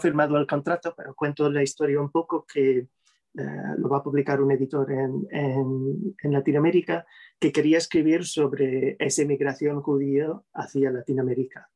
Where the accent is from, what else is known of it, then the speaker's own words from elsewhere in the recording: New York, United States; Spanish is a second language; moved away as an adult; now in Spain; soy originalmente de, de Nueva York, soy em, del lado materno, eh, tercera generación neoyorquino, somos tan pueblerinos que, que, nací en el mismo hospital donde nació mi madre